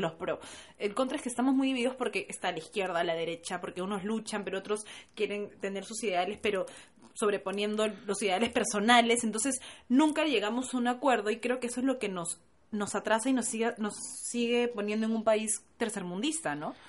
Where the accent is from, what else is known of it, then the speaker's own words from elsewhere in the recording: Peru; estoy orgullosa de ser peruana